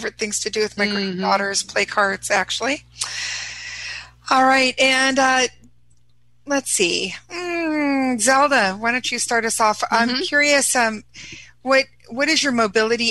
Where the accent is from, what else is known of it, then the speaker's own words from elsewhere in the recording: Washington, United States; also born or lived in California; now in Minnesota, United States; spent the majority of my life in Washington, and now I'm in Minnesota.